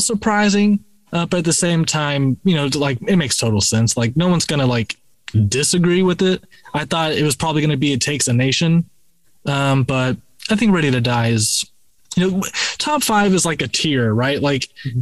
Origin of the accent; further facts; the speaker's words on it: Florida, United States; Rob and I were both from Florida, you know, so we were, you know, born and raised in the South